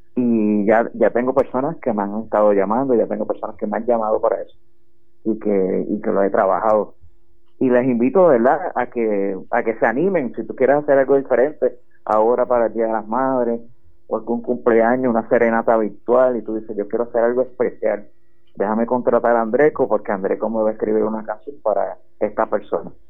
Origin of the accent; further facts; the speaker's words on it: Utuado, Puerto Rico; yo soy utuadeño, yo, nacido, criado y vivo aquí en Utuado